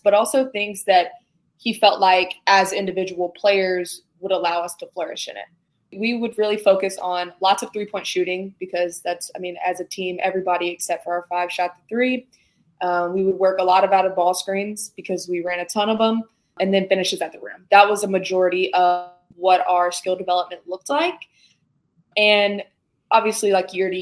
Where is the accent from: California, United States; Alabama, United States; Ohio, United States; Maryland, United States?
Alabama, United States; Birmingham; I'm from Birmingham, which is about 45 minutes away from Tuscaloosa